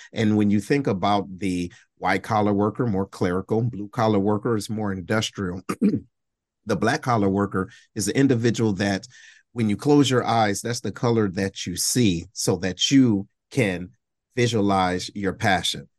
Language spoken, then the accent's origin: English; Detroit, Michigan, United States; I'm originally from Detroit, right? Uh, Detroit, Michigan